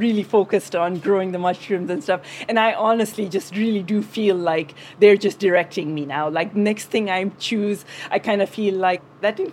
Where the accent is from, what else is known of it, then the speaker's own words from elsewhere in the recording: Kenya; moved away as an adult; also born or lived in India / Upper Peninsula of Michigan; now in United States; I was born in India, but I grew up in Kenya, in East Africa, all my life